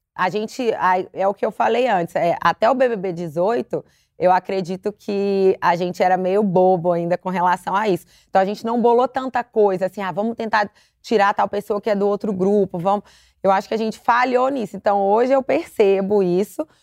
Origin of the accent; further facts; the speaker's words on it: Belo Horizonte, Minas Gerais, Brazil; now in São Paulo, Brazil; sou de Belo Horizonte, hoje eu moro em São Paulo